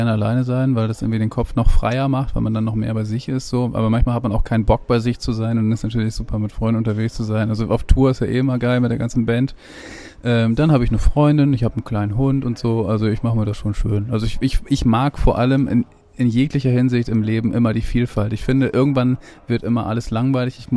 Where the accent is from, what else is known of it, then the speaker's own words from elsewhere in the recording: Lower Saxony, Germany; ich komme ja auch aus Friesland, so, das ist ja auch relativ viel Natur